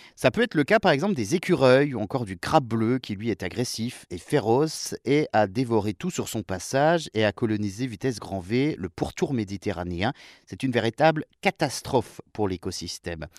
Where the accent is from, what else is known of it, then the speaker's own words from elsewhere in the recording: France; chez nous en France